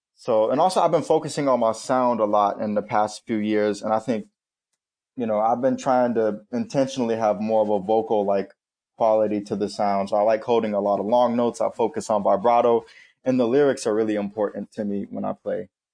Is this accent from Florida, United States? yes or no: yes; Florida, United States; moved away as an adult; also born or lived in Indiana; now in New York, United States; I was born in Indiana, but I moved down to Florida when I was about five or six, so I'm definitely more of a Floridian